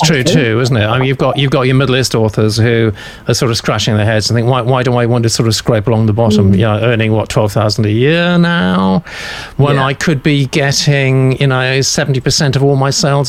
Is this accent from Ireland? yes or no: yes; Ireland; I'm an Irish writer based in Belfast.